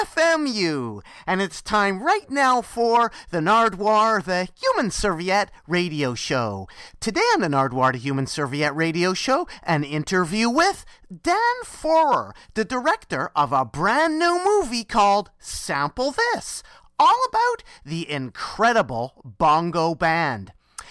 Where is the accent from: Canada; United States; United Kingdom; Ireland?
Canada; Vancouver, British Columbia; my hometown of Vancouver, British Columbia, Canada.